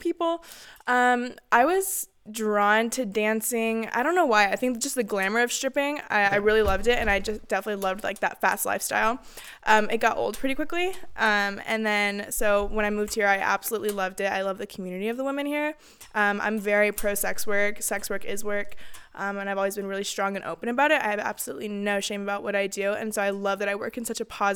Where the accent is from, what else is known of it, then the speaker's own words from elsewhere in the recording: Dallas, Texas, United States; moved away as an adult; now in Reno, United States; I'm originally from Dallas, Texas. I did move to the Reno area 4.5 years ago